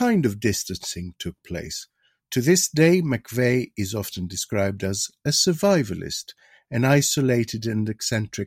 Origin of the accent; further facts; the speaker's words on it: Greece; moved away; in my home country, in Greece